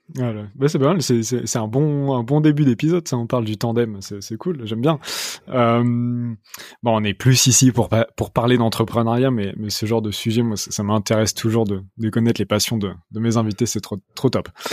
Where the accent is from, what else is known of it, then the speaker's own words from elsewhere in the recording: Rouen, Normandy, France; je viens de Rouen